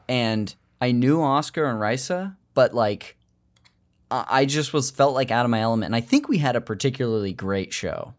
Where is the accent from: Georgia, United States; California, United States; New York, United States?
California, United States; Modesto; I told you Modesto